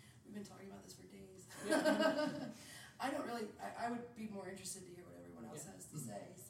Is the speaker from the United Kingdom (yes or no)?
no; Springfield, Missouri, United States; I'm from Springfield, Missouri